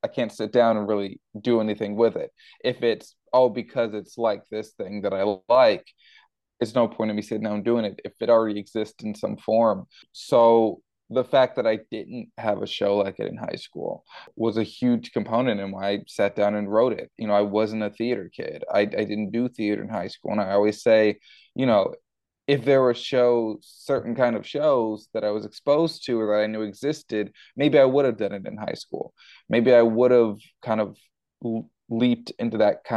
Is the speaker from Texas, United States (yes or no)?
yes; Houston, Texas, United States; growing up in Houston, Texas, and going to high school in Houston, Texas